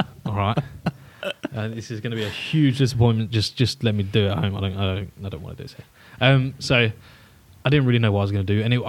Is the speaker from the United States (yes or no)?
no; Huntingdon, East of England, United Kingdom; Born 1995. Nice. Where? In Hinchinbrook Hospital, I believe. Huntingdon.